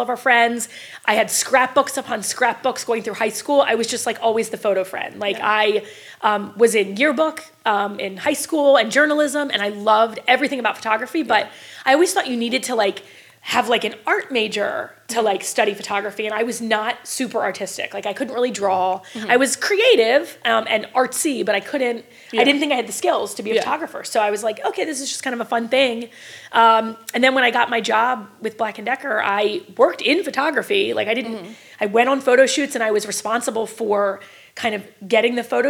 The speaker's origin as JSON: {"language": "English", "town": "Bel Air", "region": "Maryland", "country": "United States", "tie": "born or raised there", "said": "I'm from Bel Air, Maryland, actually. So I live maybe 15 minutes from where I grew up."}